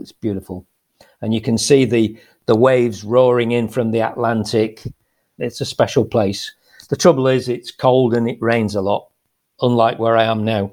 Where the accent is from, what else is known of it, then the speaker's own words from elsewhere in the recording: Lancashire, Greater Manchester, North West England, United Kingdom; moved away as an adult; now in Spain; I was brought up in, uh, in Lancashire, so Greater Manchester